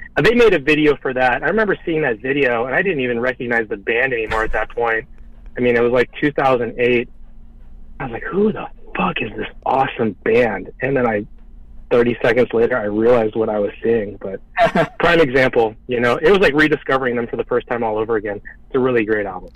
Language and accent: English; Omaha, Nebraska, United States; we grew up in Omaha